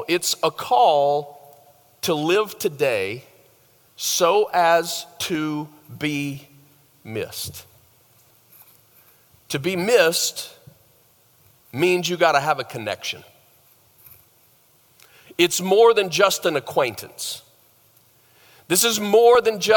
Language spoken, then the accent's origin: English; the South, United States; moved away as an adult; I grew up in the South